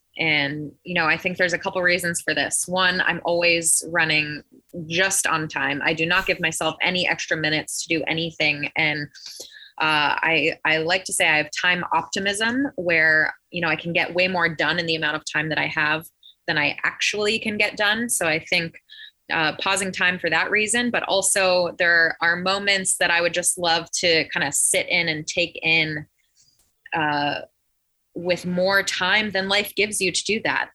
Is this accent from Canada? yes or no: yes; Canada; I grew up in Canada